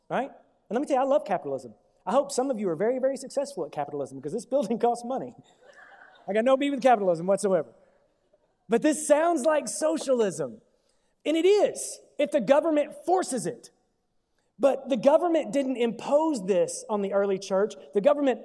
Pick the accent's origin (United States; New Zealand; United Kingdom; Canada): United States; as an American.